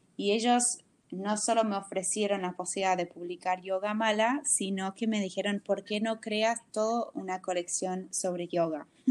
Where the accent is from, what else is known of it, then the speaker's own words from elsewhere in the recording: United States; Spanish is a second language; moved away as an adult; now in Buenos Aires, Argentina; de ya no tan norteamericana y nunca del todo argentina